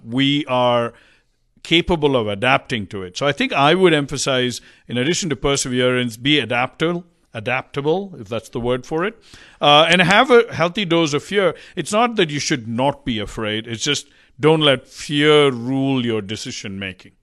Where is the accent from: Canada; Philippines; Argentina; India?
India; moved away as an adult; also born or lived in Hong Kong / Cincinnati / West Coast, United States / East Coast, United States; now in United States; I grew up in India. I got up and moved to the U S